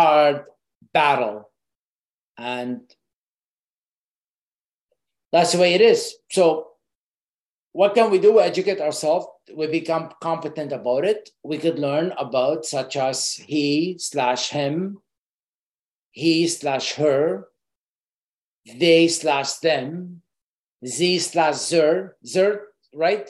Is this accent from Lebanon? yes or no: yes; Lebanon; moved away; I grew up in Lebanon in a war